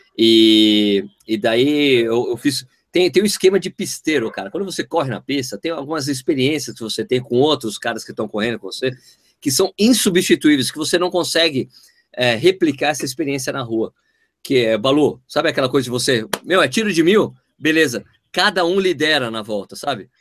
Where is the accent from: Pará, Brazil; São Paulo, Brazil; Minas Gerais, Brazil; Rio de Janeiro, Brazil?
São Paulo, Brazil; sou, paulistano, nasci em São Paulo